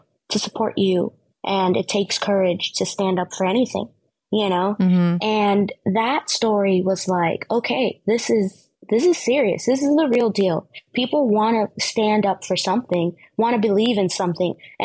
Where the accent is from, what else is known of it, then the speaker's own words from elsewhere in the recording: New York City, New York, United States; I grew up in the Bronx, right? In inner city schools.